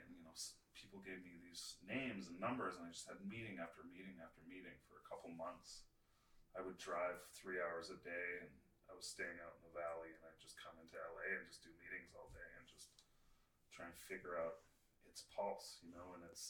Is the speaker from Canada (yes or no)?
yes; Canada; I'm the Canadian DP